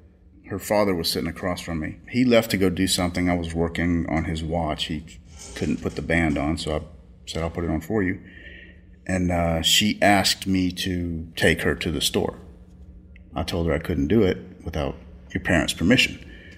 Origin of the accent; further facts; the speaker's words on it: Louisiana, United States; also born or lived in Texas; I am from Louisiana. Spent most of my time in Texas. I had moved back to Louisiana